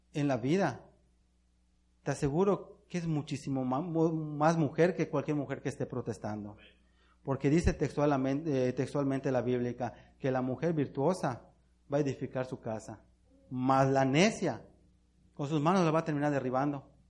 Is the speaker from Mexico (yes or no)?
yes; Mexico; nosotros como mexicanos